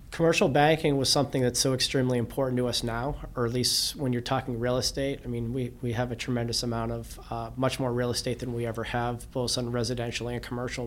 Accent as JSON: {"language": "English", "town": "Cape Elizabeth", "region": "Maine", "country": "United States", "tie": "born or raised there", "said": "the cove we grew up in Cape Elizabeth"}